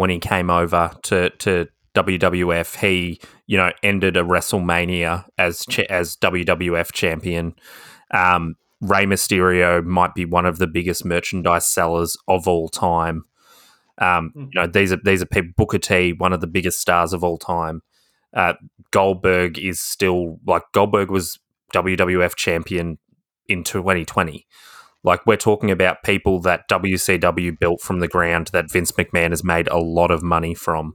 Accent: Australia

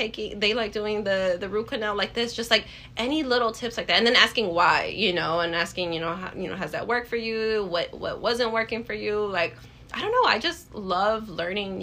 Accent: Illinois, United States; now in Wisconsin, United States; I'm from Illinois, but I live in Wisconsin

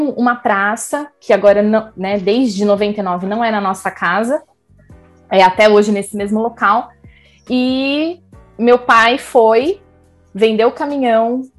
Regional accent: Campinas, São Paulo, Brazil; eu sou de Campinas, sou filha de mineiro e de uma campineira.

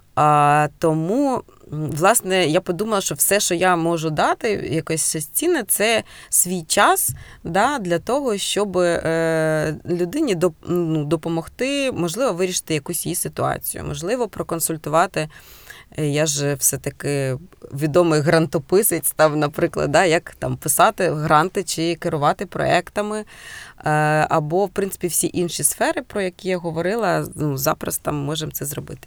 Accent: Cherkasy, Cherkasy Oblast, Ukraine; now in Heronymivka, Ukraine; я народилася в Черкасах

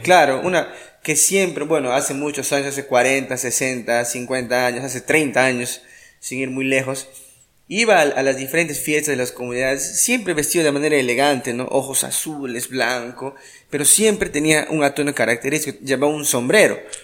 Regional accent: Iquitos, Loreto, Peru

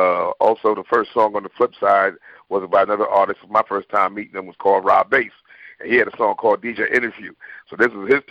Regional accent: Bronx, New York, United States; Well, I moved from the Bronx to Queens, and I'm in Queens

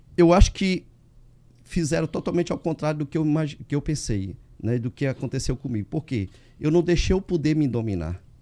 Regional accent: Cocal, Piauí, Brazil; eu nasci no interior de Cocal, chamado Juazeiro, de uma família de 12 irmãos

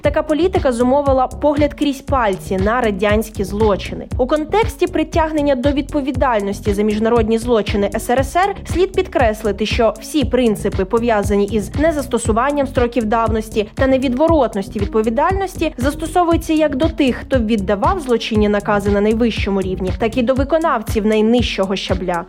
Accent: Ukraine; Ми з України

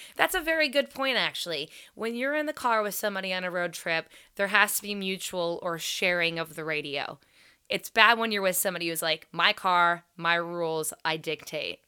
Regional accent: Crescent, Ohio, United States; We had both come from small towns. I'm from Crescent, Ohio.

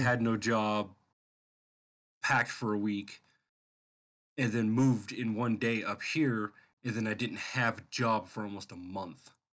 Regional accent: Sacramento, California, United States; moved away as an adult; I moved out of Sacramento, where I had, that's my hometown, grew up, lived there, Sacramento, California

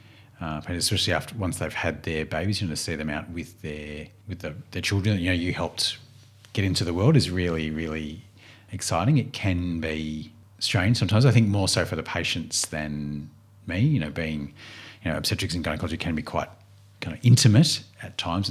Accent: Albury, New South Wales, Australia; also born or lived in Melbourne, Australia; now in Warrigal, Australia; I was born in Melbourne, but grew up really in Albury, so a large country town

